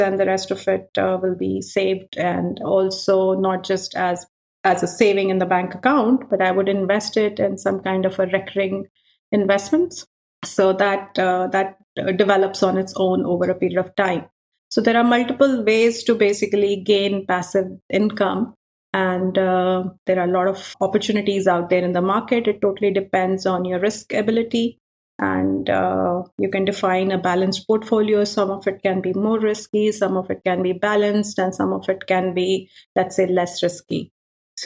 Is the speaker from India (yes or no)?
yes; India; now in Europe; growing up in India, you have a lot of festivals